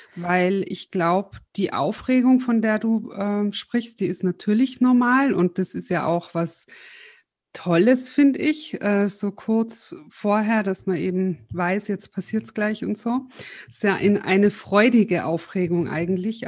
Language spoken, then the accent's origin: German; Austria; wir sind beide aus Österreich. Wir haben im Vorgespräch schon voll dialektet